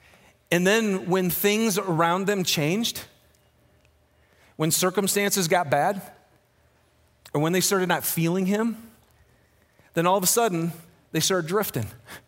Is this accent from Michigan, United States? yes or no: yes; Michigan, United States; moved away; Now, I'm from Michigan, and when you fish in Michigan, you fish in lakes. So I hadn't fished in a river, I don't think, until I moved to Utah.